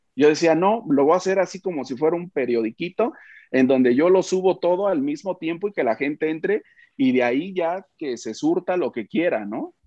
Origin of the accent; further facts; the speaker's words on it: Oaxaca, Mexico; also born or lived in Mexico City; now in Puebla, Mexico; nací en Oaxaca, me fui a México, luego me vine a Puebla, sigo en Puebla ahora